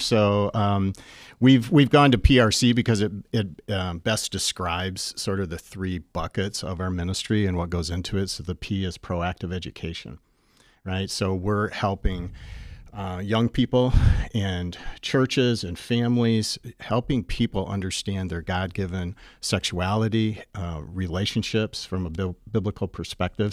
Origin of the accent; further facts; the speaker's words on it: Bay City, Michigan, United States; born and raised in Bay City, Michigan